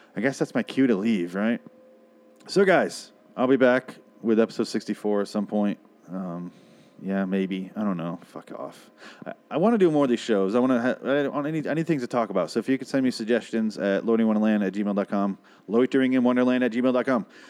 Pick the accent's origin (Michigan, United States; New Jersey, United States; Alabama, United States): Michigan, United States; now in Arizona, United States; I am from Michigan